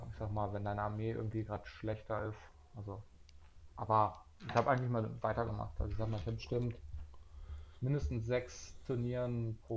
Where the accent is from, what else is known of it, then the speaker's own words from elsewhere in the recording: Hanover, Lower Saxony, Germany; Ja, ich komme aus Hannover.